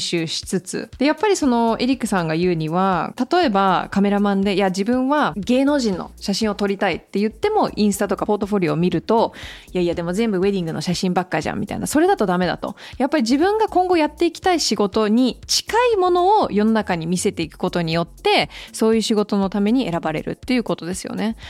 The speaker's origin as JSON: {"language": "Japanese", "region": "Hawaii", "country": "United States", "tie": "born or raised there", "said": "私もハワイ出身なんで、すっごく小さな島で"}